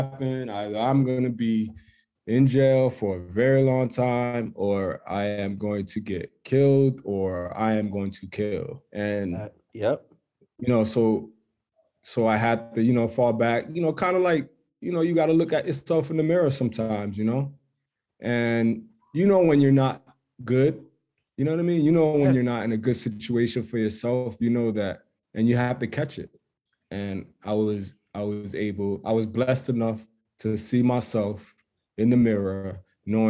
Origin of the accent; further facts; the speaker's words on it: Hartford, Connecticut, United States; moved away as an adult; now in Hawaii, United States; I grew up in Stowe Village, almost till around they tore it down